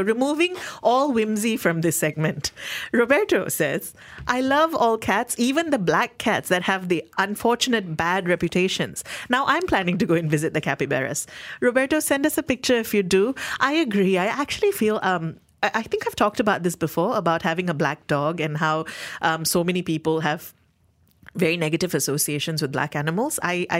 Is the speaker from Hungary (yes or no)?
no; Malaysia; I went in for free because as a Malaysian, 30 days from your birth date, entry is free.